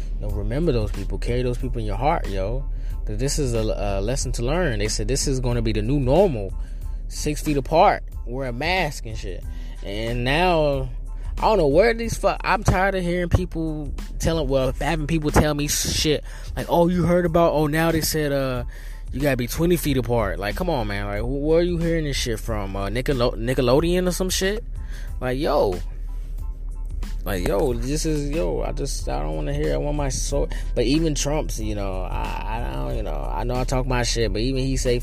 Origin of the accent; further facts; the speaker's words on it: North Carolina, United States; now in New York City, United States; I'm originally from North Carolina.